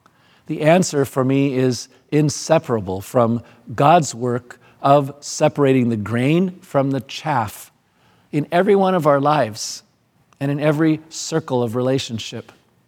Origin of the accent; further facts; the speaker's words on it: Madagascar; Where I grew up in Madagascar, I never saw a real winnowing fork